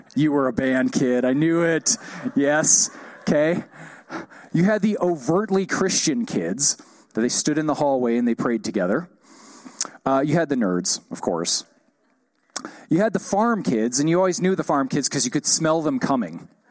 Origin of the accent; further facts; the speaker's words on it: United States; I'm an American